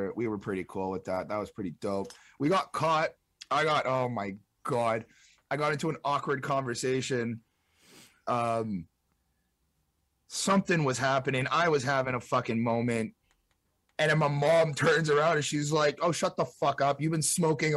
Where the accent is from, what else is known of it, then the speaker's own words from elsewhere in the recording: Montreal, Quebec, Canada; we're basically all from Montreal